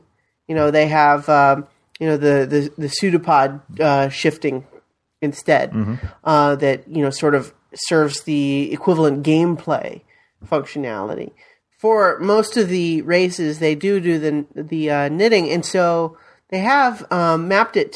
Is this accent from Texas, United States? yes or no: no; Colorado, United States; I grew up in Colorado